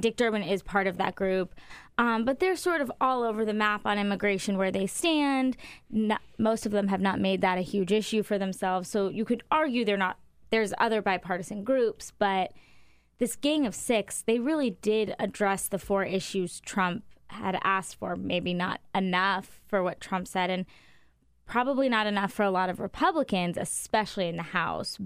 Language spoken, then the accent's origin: English; Arizona, United States; moved away; I'm from Arizona